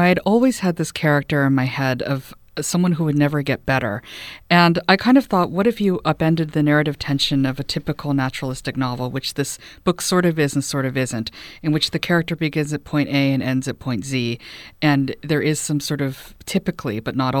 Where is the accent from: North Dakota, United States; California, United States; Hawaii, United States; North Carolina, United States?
Hawaii, United States; also born or lived in Los Angeles / Texas; I was raised in Hawaii. We lived there for a little bit when I was a kid, and then again, I finished up high school there. The family had been living in Texas